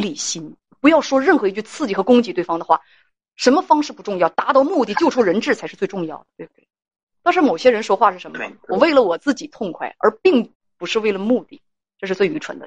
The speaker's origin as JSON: {"language": "Chinese", "region": "Northeast China", "country": "China", "accent": "Northeastern dialect", "said": "用我们东北话来讲"}